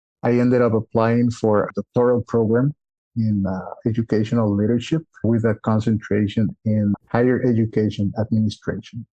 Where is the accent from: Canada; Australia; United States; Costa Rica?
Costa Rica; moved away as an adult; we were born and raised in Costa Rica